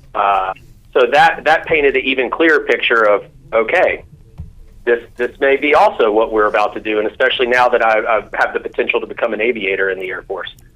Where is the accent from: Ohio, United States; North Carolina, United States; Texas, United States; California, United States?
North Carolina, United States; Greensboro; I'm from uh, Greensboro, North Carolina, uh, and born and raised.